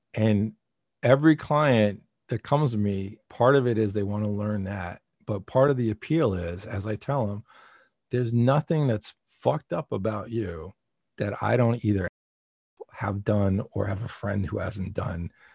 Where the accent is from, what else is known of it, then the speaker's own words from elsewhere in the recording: New Jersey, United States; I'm a guy from New Jersey